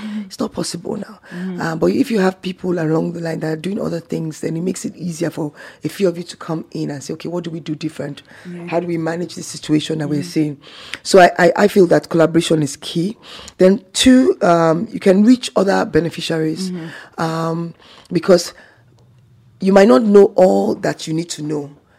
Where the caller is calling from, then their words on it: Zamfara, Nigeria; I'm calling from Zamfara State in Nigeria.